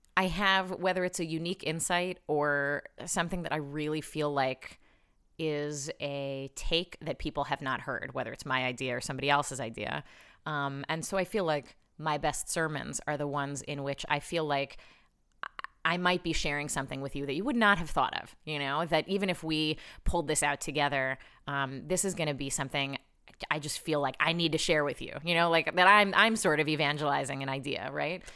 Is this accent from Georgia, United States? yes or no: no; Chicago, Illinois, United States; I grew up in Chicago, but I moved back here when I was thirty.